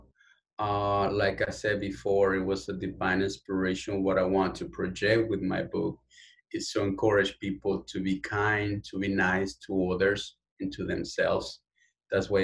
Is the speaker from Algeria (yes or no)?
no; Quito, Pichincha, Ecuador; English is a second language; now in United States; I was born and raised in Quito, Ecuador. I'm from the capital of my beautiful country.